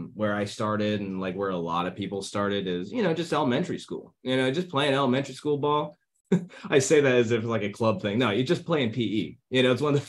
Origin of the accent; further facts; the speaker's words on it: Fort Recovery, Ohio, United States; now in Atlanta, United States; I am from Fort Recovery, Ohio, and I am currently living in Atlanta, Georgia, North Roswell